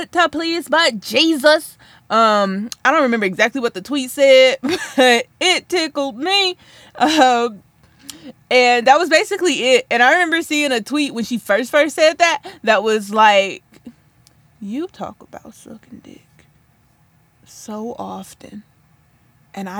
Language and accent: English; Flint, Michigan, United States; I'm from Flint